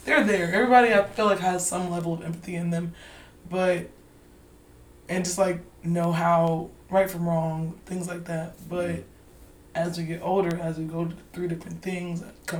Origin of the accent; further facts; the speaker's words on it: Charlotte, North Carolina, United States; I'm from Charlotte